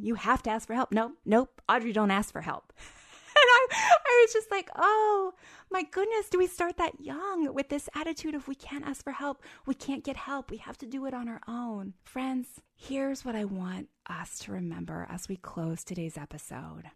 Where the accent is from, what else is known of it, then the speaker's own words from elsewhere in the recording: Pennsylvania, United States; I grew up in Pennsylvania.